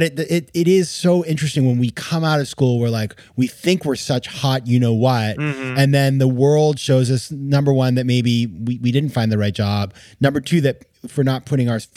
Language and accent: English; New England, United States; I'm from New England myself